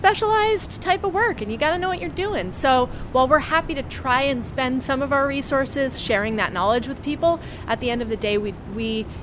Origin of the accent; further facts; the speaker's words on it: New York City, New York, United States; you never realize it as a New Yorker, especially when you grew up here